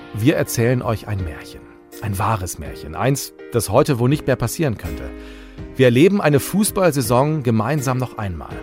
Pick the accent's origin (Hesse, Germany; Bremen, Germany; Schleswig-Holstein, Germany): Bremen, Germany; Ich bin in der Nähe des Weserstadions geboren und groß geworden, also im Viertel